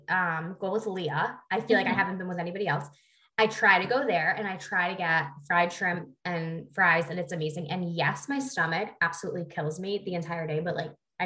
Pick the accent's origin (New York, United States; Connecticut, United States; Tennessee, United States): Connecticut, United States; New Haven